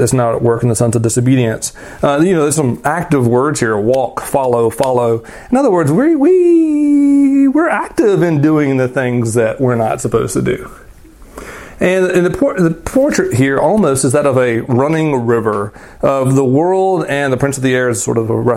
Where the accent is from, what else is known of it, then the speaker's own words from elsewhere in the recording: the South, United States; I grew up in the South and in rural places